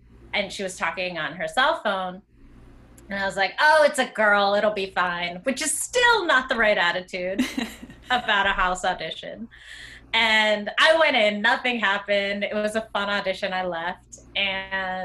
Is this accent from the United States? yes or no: yes; Greensburg, Pennsylvania, United States; I am originally from Greensburg, Pennsylvania. And I grew up in suburbs of Western PA